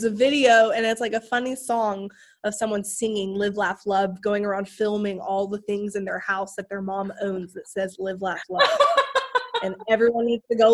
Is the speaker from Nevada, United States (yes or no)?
no; Houston and Dallas, Texas, United States; moved away as an adult; now in Wilmington, United States; I was born in the Dallas area. And then my mom moved us to the Houston area when they got divorced when I was a baby. So I grew up between Houston and Dallas